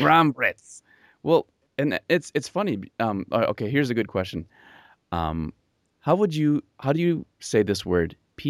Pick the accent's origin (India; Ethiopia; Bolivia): Bolivia; moved away; I grew up in Bolivia, and we came back.